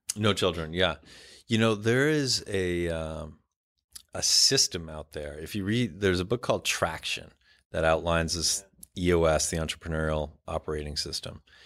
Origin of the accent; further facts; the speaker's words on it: Ottawa, Ontario, Canada; I grew up in Canada, very big Indian community, uh, where I grew up